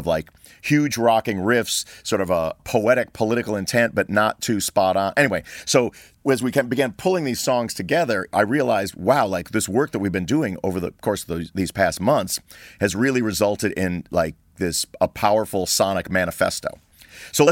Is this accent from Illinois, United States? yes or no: yes; Libertyville, Illinois, United States; my hometown of Libertyville, Illinois, which is about an hour north of Chicago